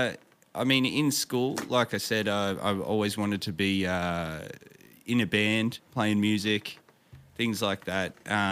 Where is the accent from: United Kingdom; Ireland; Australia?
Australia; Victoria; I grew up in the town that I'm in now. So this is about an hour and a half drive southeast of Melbourne.